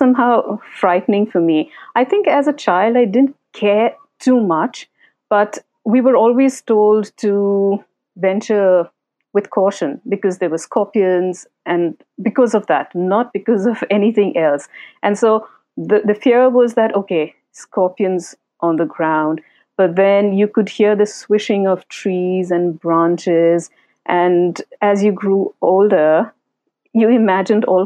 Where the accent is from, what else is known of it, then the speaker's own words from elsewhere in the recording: Benagaria, Jharkhand, India; first language Santhali; English is a second language; also born or lived in Kolkata; So I was in my maternal home called Benagaria in Jharkhand, and my elder aunt, my mother's elder sister, raised me.